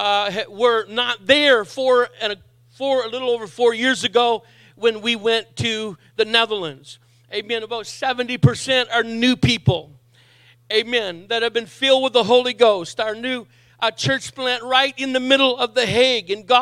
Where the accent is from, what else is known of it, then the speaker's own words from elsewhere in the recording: Miramichi, New Brunswick, Canada; moved away; also born or lived in Saint John, New Brunswick; I was raised as a young adult here in St. John, but I was born on the Miramichi